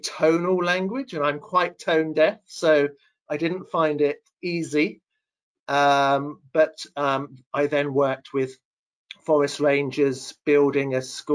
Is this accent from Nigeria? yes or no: no; Devon, South West England, United Kingdom; I grew up in the county of Devon, which is in the southwest part of England